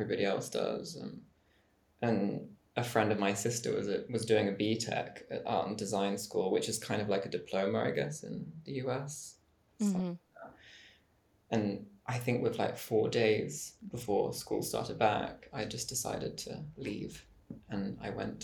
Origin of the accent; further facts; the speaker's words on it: Jersey; now in Rome, Italy; I'm from Jersey Island, which is pretty near France. But it's British